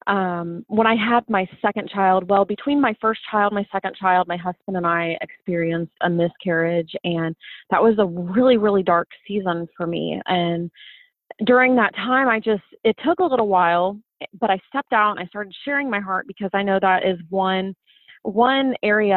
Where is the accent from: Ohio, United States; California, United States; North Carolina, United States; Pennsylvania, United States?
Ohio, United States; I've been born and raised in Ohio my whole life